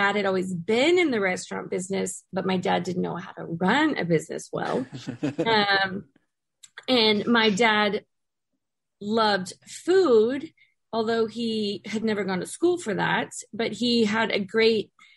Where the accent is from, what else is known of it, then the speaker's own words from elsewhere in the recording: Katy, Texas, United States; I grew up in Katy, Texas